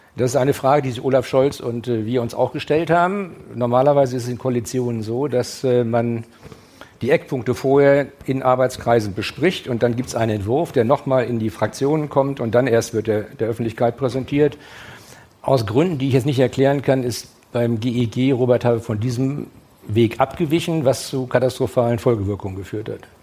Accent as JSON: {"language": "German", "region": "Schleswig-Holstein", "country": "Germany", "said": "als Schleswig-Holsteiner"}